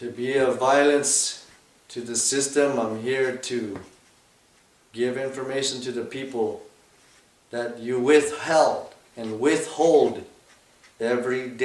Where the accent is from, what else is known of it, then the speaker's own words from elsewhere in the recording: Piñon, Arizona, United States; I come from the Nebekeya of a place called Pinyon, Arizona